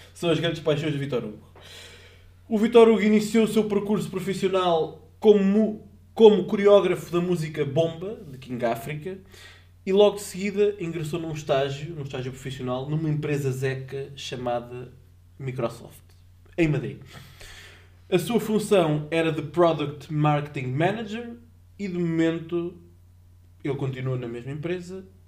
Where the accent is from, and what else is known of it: Portugal